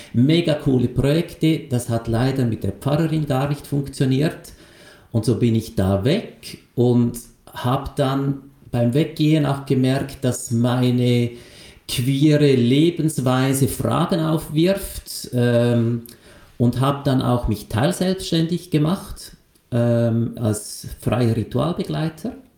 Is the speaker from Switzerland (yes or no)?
yes; Lucerne, Switzerland; ich bin in Luzern aufgewachsen, also in einer absoluten katholischen Milieugesellschaft